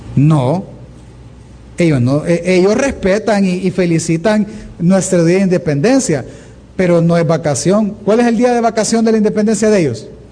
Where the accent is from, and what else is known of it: El Salvador